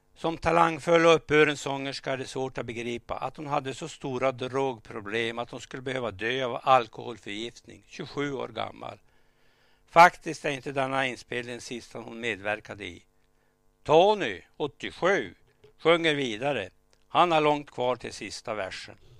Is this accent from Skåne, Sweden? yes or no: no; Vilhelmina, Västerbotten County, Sweden; själv växte jag upp i Vilhelmina